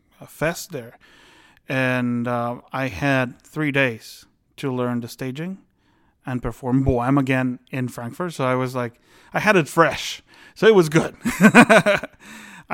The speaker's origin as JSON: {"language": "English", "country": "Guatemala", "moved": "yes", "said": "my home country, Guatemala."}